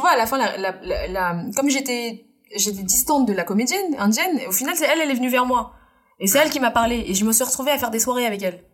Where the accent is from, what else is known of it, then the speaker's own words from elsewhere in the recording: France; Je suis née en France, mais je suis indienne